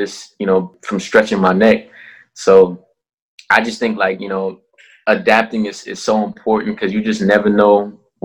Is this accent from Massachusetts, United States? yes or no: no; Minneapolis, Minnesota, United States; moved away as an adult; also born or lived in Liberia / Silver Spring, Maryland / Saranac Lake, New York; I was born in Liberia, which is West Africa, and I moved to Silver Springs, Maryland when I was 2, and then that's like a year and a half later we moved to Minneapolis, and that's where I was raised.